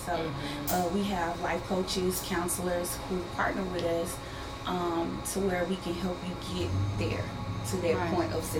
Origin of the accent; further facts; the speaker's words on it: Huntsville, Texas, United States; I grew up in Huntsville, Texas, okay. Which is a small town, the home of Sam Houston State University.